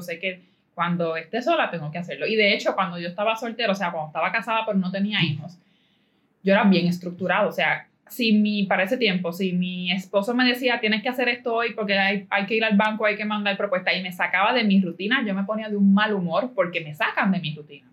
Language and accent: Spanish; Caguas, Puerto Rico; yo soy de Caguas